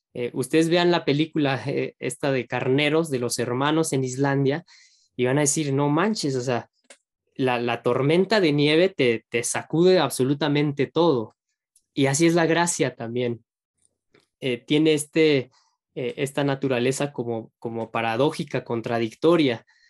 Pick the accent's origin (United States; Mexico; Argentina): Mexico; uno como mexicano